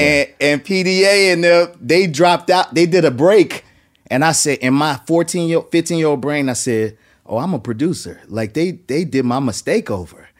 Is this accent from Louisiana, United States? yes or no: yes; New Orleans, Louisiana, United States; moved away; I was coming from New Orleans where there was a bunch of music, but there was no music industry